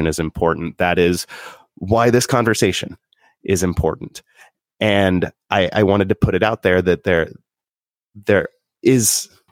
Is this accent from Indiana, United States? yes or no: yes; Southern Indiana, United States; Growing up in Southern Indiana